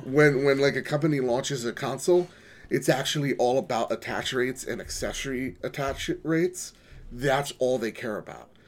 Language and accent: English; United States; I'm an American